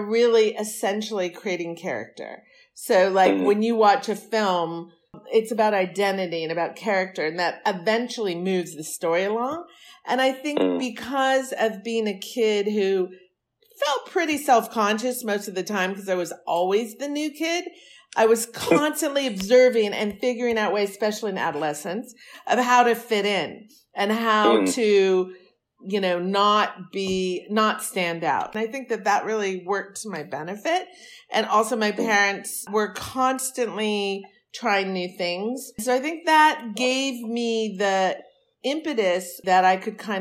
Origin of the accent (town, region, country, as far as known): San Francisco Bay Area, Northern California, United States; born or raised there; also born or lived in New York City / Europe; now in Los Angeles, United States